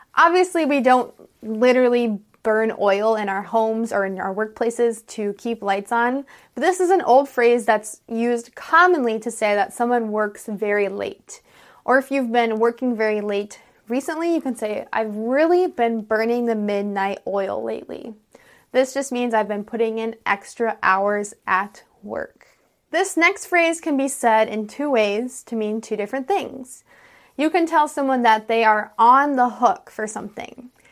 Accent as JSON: {"language": "English", "country": "United States", "said": "I'm an American English teacher"}